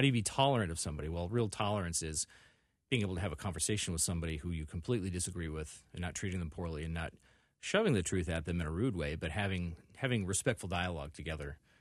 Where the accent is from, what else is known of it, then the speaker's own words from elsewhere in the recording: Illinois, United States; also born or lived in Indiana / Northwest Iowa; now in Minneapolis, United States; I was born in Indiana, and I lived there for about forty-eight hours, and then they sent me home to Illinois